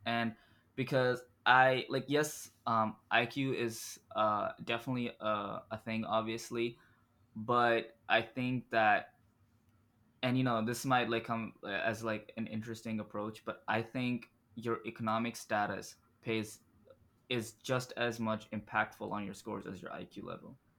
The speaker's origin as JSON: {"language": "English", "region": "Dubai", "country": "United Arab Emirates", "tie": "born or raised there", "moved": "yes", "said": "I was born and raised in Dubai"}